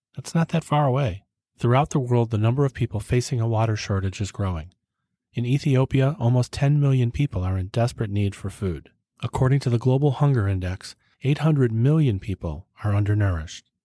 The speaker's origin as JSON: {"language": "English", "country": "United States", "said": "my lifetime as an American"}